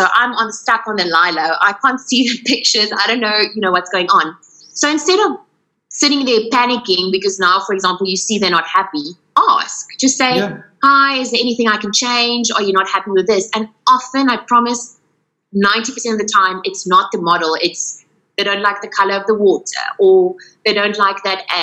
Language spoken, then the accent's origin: English; Paarl, Western Cape, South Africa; now in Cape Town, South Africa; but it's also my hometown, Pall.